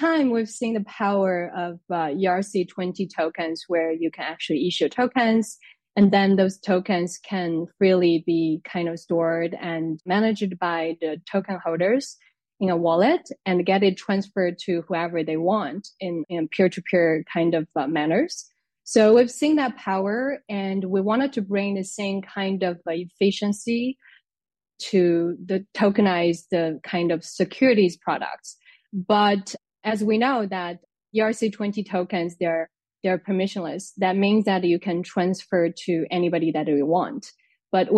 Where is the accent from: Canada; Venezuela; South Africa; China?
China; moved away as an adult; now in France; I'm originally from China